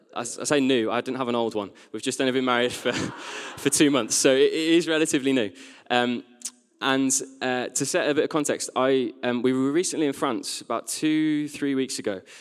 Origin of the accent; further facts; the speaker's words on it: West Midlands, United Kingdom; now in Sheffield, United Kingdom; As a teenager, I grew up in the West Midlands